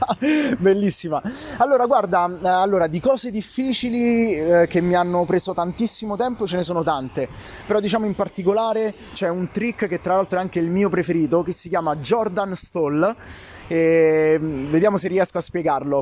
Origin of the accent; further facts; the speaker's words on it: Italy; noi siamo il popolo più ar-, più artista del mondo